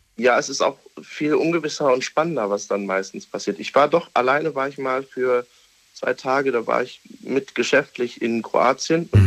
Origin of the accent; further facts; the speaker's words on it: Düsseldorf, North Rhine-Westphalia, Germany; ich bin aus Düsseldorf